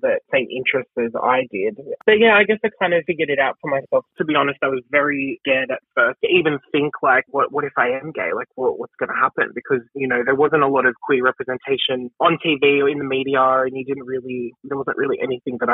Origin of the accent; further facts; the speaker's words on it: Bankstown, New South Wales, Australia; when I was growing up in Bankstown